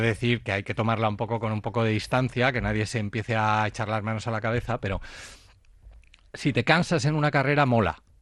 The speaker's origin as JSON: {"language": "Spanish", "country": "Spain", "said": "yo soy el primer español"}